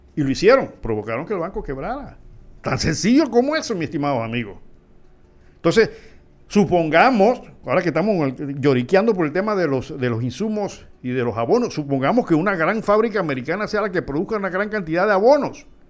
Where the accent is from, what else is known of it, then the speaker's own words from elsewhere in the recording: Panama; soy un simple panameño